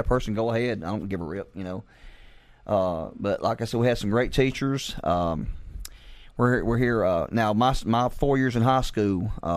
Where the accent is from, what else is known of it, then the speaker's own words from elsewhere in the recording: Asheville, Alabama, United States; also born or lived in Gadsden, Alabama; I've been in Asheville my whole life.